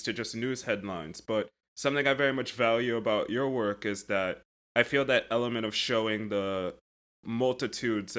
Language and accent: English; United States; as an American